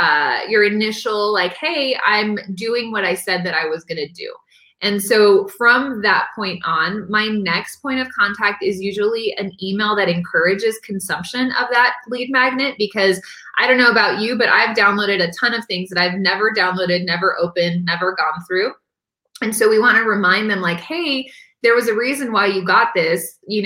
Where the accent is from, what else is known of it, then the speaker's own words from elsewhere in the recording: San Diego, California, United States; born there; I was born in San Diego in 1982. I'm an only child.